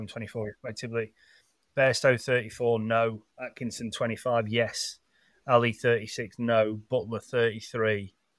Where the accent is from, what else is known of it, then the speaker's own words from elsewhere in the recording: England, United Kingdom; as English sports fans